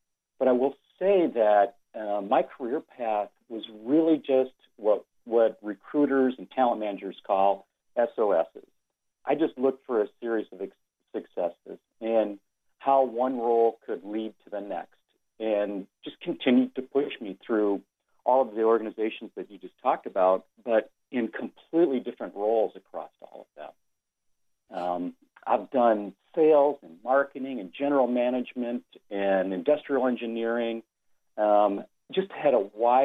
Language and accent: English; Detroit, Michigan, United States; as a kid, I grew up in Detroit